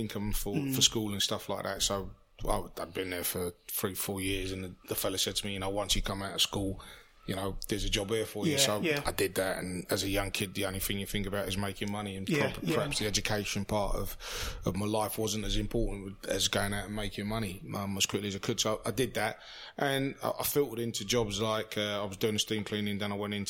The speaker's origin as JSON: {"language": "English", "region": "London", "country": "United Kingdom", "tie": "born or raised there", "said": "I grew up in Notting Hill, so I grew up in sort of like Labrogrove"}